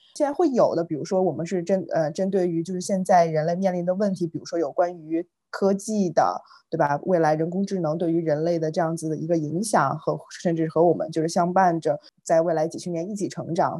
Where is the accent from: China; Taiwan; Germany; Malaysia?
China; 到底就是身为中国人，我们本身是从什么样子的历史这个变迁